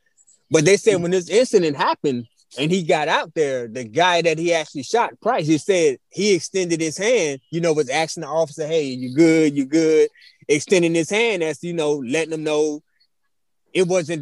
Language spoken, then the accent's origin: English; near Charleston, South Carolina, United States; down the street from my hometown in Charleston side.